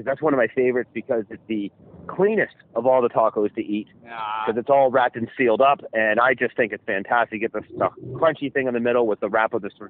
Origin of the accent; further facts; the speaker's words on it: Canada; She's like, where are you from? I'm like, Canada.